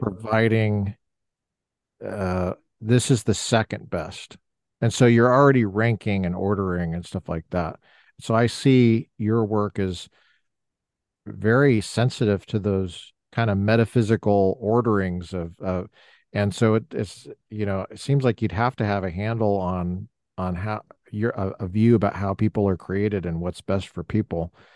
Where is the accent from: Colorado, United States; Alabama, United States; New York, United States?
Colorado, United States; I'm not from the South, I'm from the West, uh, Colorado